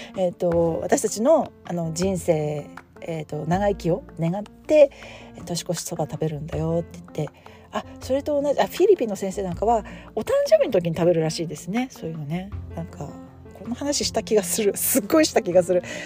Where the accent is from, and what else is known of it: Japan; now in United States